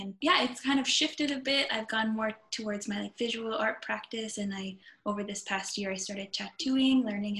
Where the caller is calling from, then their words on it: Montreal, Quebec, Canada; I am in Montreal in my bedroom.